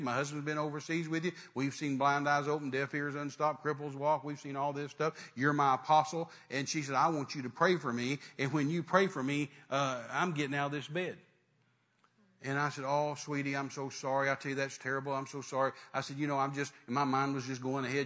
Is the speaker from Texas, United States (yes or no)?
yes; West Texas, United States; I was raised in West Texas